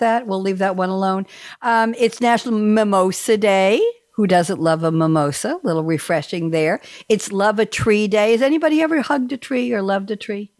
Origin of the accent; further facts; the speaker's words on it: New York City, New York, United States; moved away as an adult; now in North Carolina, United States; when I was growing up in Douglaston, Long Island